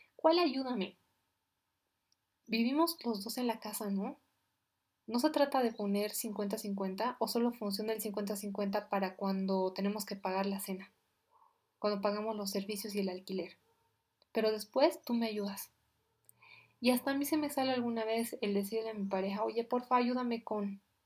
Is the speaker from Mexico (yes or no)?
no; Bolivia; yo soy de Bolivia